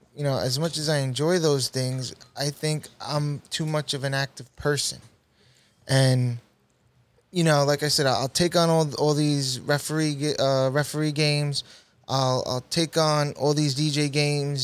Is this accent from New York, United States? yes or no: yes; New York City, New York, United States; I went to middle school in Saint Margaret's, Middle Village, Queens, New York